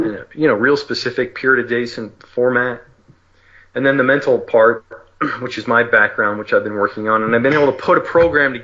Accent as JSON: {"language": "English", "region": "New Jersey", "country": "United States", "tie": "born or raised there", "also_born_or_lived": "California", "moved": "yes", "said": "I grew up in New Jersey, so I raced at Raceway Park"}